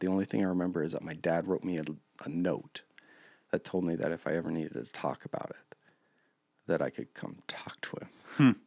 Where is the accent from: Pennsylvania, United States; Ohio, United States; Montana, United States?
Montana, United States; Park City; also born or lived in Billings, Montana; when I was five, my parents moved us to Park City, Montana. a lot of times when I say I grew up in Park City